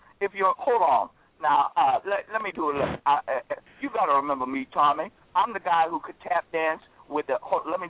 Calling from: Atlanta, Georgia, United States; No, I'm actually calling from Atlanta, Georgia.

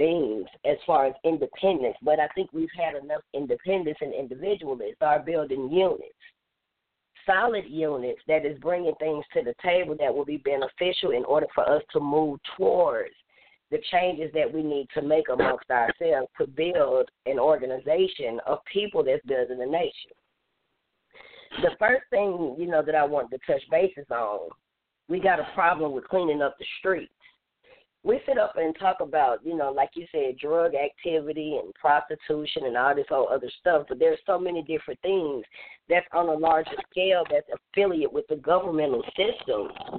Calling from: Atlanta, Georgia, United States; I'm calling from Atlanta, Georgia, the chairwoman of Third Generation Panthers.

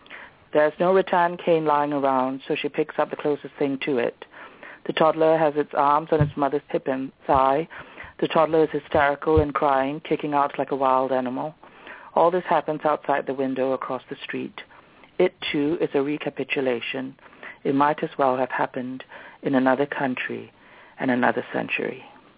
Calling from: Singapore; … from Singapore.

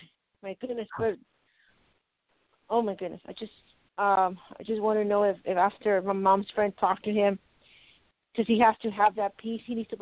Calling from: Colorado, United States

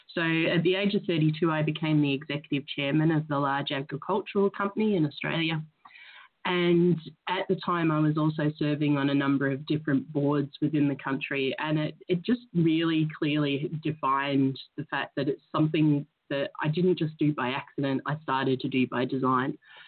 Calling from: Glasgow, Scotland, United Kingdom; I'm in Glasgow, Scotland, so it's Glasgow, afternoon Glasgow.

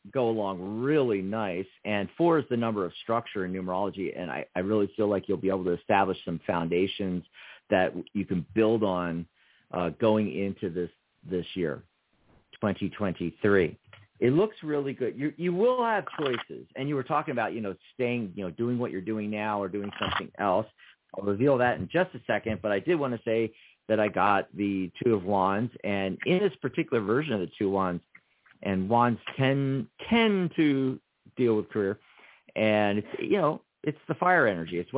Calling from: Wyoming, United States; from Wyoming.

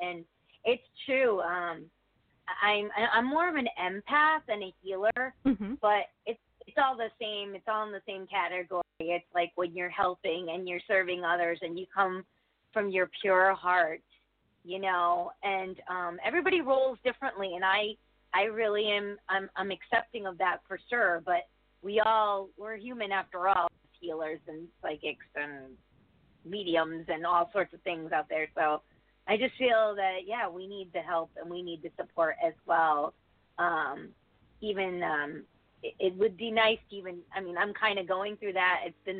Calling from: Connecticut, United States; It's my first time calling. … I'm from Connecticut.

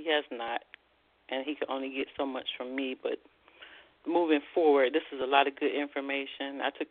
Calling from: Columbus, Ohio, United States; I'm from Columbus, Ohio.

